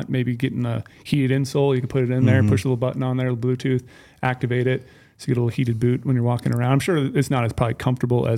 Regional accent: Minnesota, United States; Growing up in Minnesota

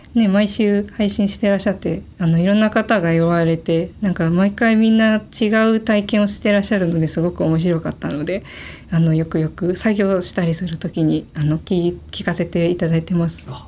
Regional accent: Gunma, Japan; 群馬県で全然あの田舎の方の出身です

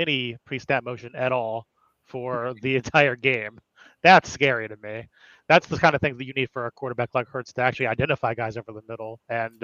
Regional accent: Texas, United States; growing up in Texas

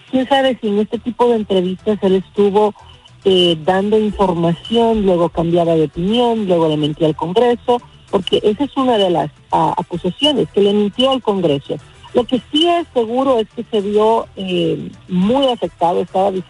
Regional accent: Honduras; Yo como hondureña me atreví a decir que yo creía que esto era un juego político que se empezó a armar en Honduras

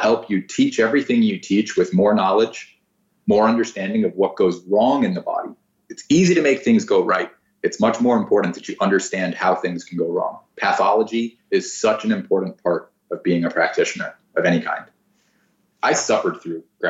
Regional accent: South Florida, United States; moved away as an adult; also born or lived in Orlando, Florida; now in Santa Barbara, United States; I went to college in Orlando and I grew up in South Florida

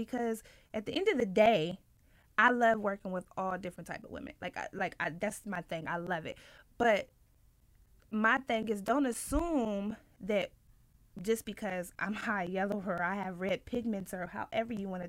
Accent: Ohio, United States; I think when I first moved, I'm from the Midwest, by the way

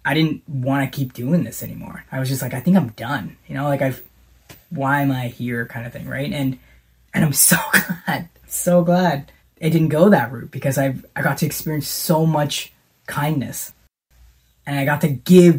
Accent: Canada; also born or lived in Smithers, British Columbia; that ambassador who's from Canada

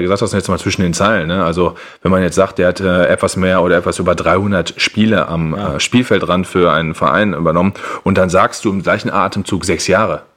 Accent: Germany; als Deutscher

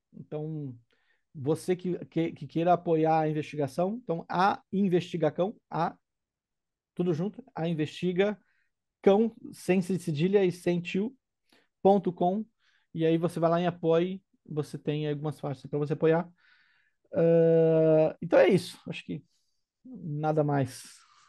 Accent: Brazil; minha casa, minha terra natal

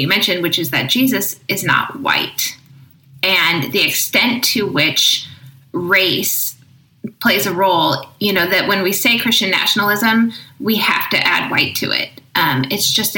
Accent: Midwest, United States; also born or lived in Orange County, California; my hometown here in the Midwest

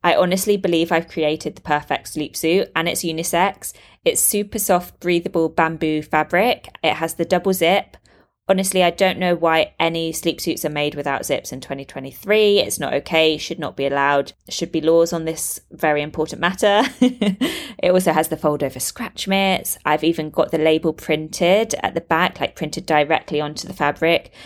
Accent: United Kingdom; moved away as an adult; now in Dubai, United Arab Emirates; I'm a British expat living in Dubai, U A E, with my partner and baby girl

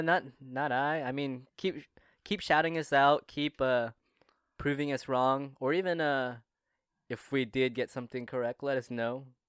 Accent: Toronto, Ontario, Canada; from my hometown, from my city, Toronto, Ontario, Canada

